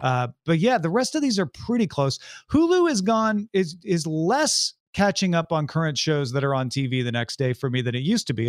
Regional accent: St. Louis, Missouri, United States; I'm from Saint Louis, from the Saint Louis area

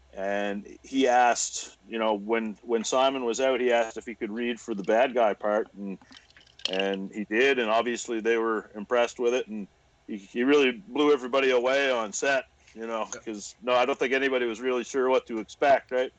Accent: Cumberland County, Nova Scotia, Canada; moved away as an adult; now in Halifax, Canada; originally, I grew up in Cumberland County, uh, about halfway between Wentworth

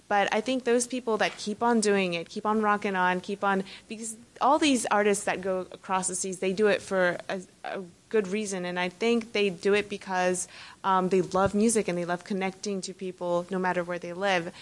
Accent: United States; moved away; performing here for my first time in my my home country is a miracle for me

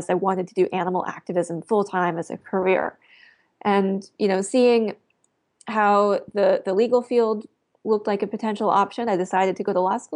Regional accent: Eastern Canada, Canada; That's right. And in fact, the seal slaughter is one of my first early memories of caring about animals.

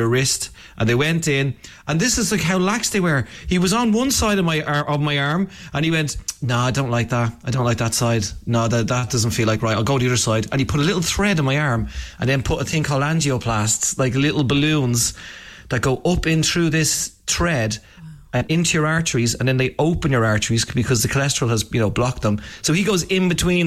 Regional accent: Ireland; I'm Irish

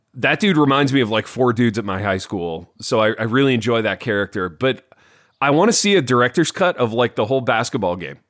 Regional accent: Indiana, United States; I grew up in Indiana. I grew up in a town a lot like Hawkins.

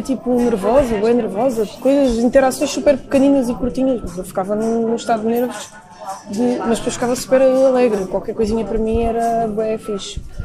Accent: Lisbon, Portugal; eu sou de Campo Lido

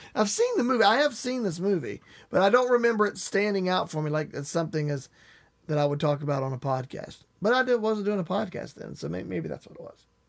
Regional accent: West Virginia, United States; I grew up in West Virginia.

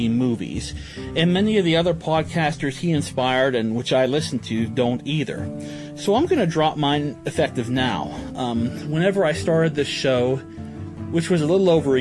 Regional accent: Connellsville, Pennsylvania, United States; I'm from Connellsville, Pennsylvania

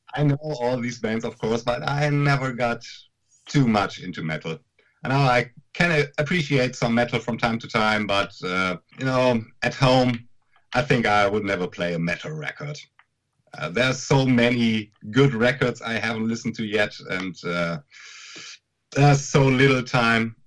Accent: Münster, North Rhine-Westphalia, Germany; our festival that we're doing in our hometown Münster

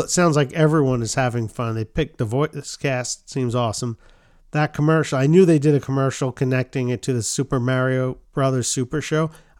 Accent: New York, United States; That's how we pronounce them growing up in New York.

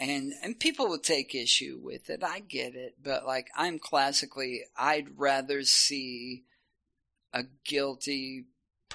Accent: Shawnee, Oklahoma, United States; now in Oklahoma City, United States; I'm from Shawnee

